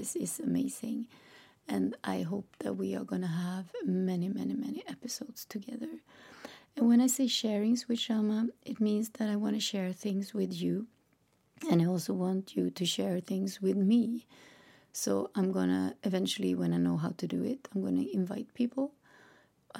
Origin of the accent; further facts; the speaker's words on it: Sweden; English is a second language; I'm Swedish, which means that English is not my native language